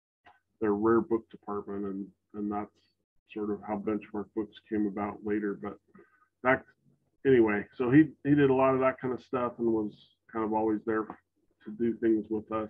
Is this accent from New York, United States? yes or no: no; Salt Lake City, Utah, United States; And so he had a whole different perspective and like life experience than we did for growing up in Salt Lake City.